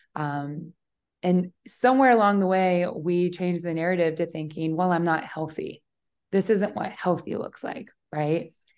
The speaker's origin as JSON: {"language": "English", "town": "Omaha", "region": "Nebraska", "country": "United States", "also_born_or_lived": "Austin, Texas", "moved": "yes", "said": "I was living in Austin, Texas at the time. I'm from Omaha, Nebraska, so very big life shift there."}